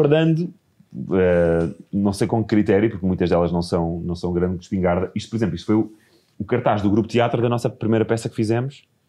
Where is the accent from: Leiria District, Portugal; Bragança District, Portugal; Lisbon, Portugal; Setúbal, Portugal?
Setúbal, Portugal; Margem Sul; no quinto ano, passei para uma escola pública, na Margem Sul